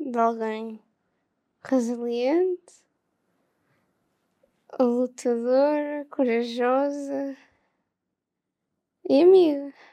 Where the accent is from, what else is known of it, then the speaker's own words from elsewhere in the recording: Porto, Norte, Portugal; Do Porto.